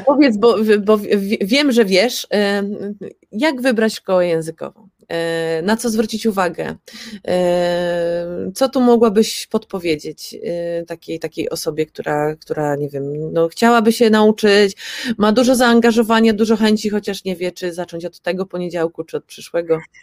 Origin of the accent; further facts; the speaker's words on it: Poland; nam Polakom